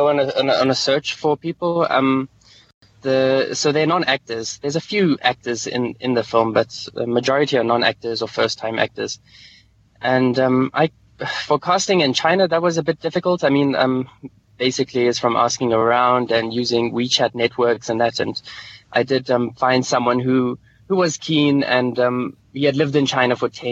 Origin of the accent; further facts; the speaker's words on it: Lesotho; also born or lived in South Africa; I've grown up my whole life in Lesotho